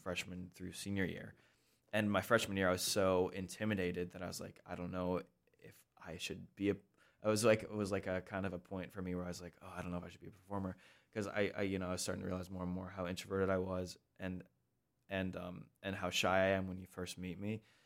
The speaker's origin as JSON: {"language": "English", "town": "Sioux Falls", "region": "South Dakota", "country": "United States", "tie": "born or raised there", "also_born_or_lived": "Lancaster, Pennsylvania", "moved": "yes", "said": "I grew up in Sioux Falls, South Dakota"}